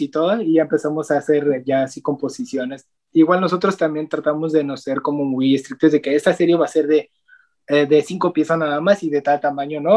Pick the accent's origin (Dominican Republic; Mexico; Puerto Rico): Mexico; Nayarit; nosotros también somos de Nayarit, de paisano